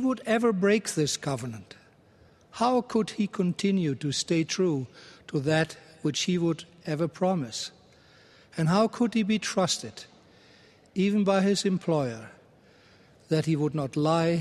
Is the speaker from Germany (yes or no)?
yes; Germany; moved away; my home country of Germany